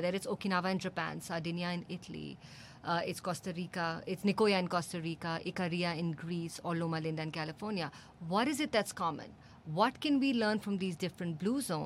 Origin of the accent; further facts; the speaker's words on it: India; we have as Indians